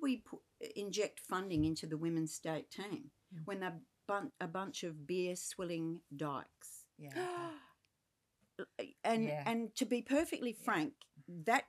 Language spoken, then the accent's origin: English; Perth, Western Australia, Australia; I grew up around Swan Districts